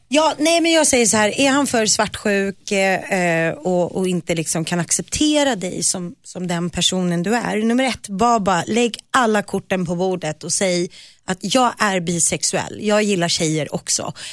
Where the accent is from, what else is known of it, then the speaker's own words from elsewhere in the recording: Nacka, Stockholm County, Sweden; ute i Nacka där jag växte upp